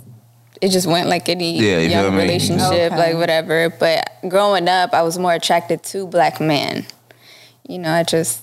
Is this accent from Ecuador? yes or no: yes; Ecuador; I'm from Ecuador. I'm Hispanic.